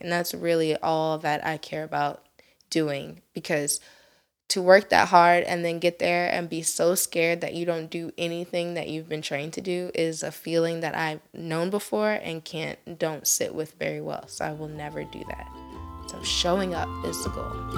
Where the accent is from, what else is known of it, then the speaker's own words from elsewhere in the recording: Elyria, Ohio, United States; I was born and raised in Elyria, Ohio